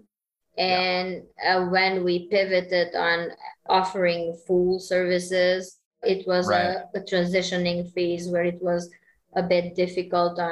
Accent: Kosovo; we're from Kosovo

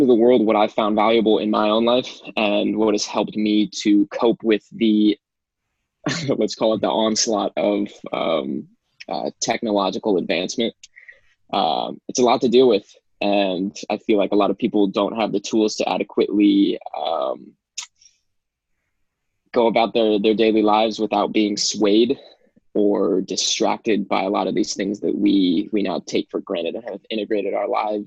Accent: Idaho, United States; moved away as an adult; now in California, United States; I was born and raised in Idaho

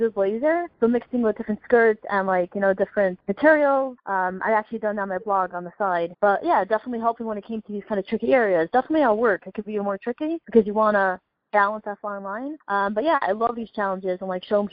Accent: New York City, New York, United States; I grew up in Brooklyn

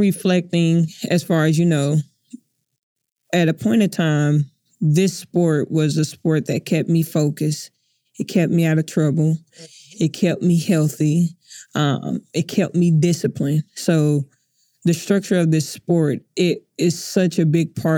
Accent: Oklahoma City, Oklahoma, United States; I was born and raised here in Oklahoma City

